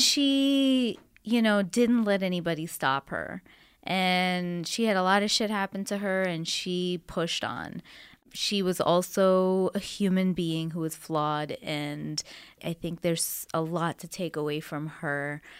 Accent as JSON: {"language": "English", "country": "Canada", "moved": "yes", "lives_now": "United States", "said": "I'm from Canada"}